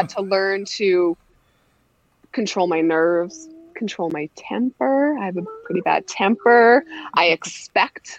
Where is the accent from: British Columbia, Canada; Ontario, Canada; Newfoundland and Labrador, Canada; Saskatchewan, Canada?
Saskatchewan, Canada; Prince Albert; I grew up in Prince Albert, Saskatchewan, so just north of Saskatoon